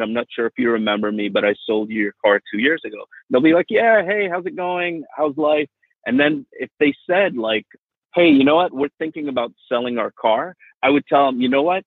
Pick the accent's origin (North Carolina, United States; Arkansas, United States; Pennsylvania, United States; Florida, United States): Florida, United States; Miami; also born or lived in India / England; growing up in Miami was really, really nice.